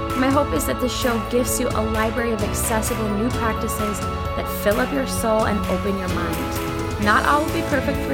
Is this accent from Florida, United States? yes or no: no; Sauk Centre, Minnesota, United States; my hometown of Sauk Center, Minnesota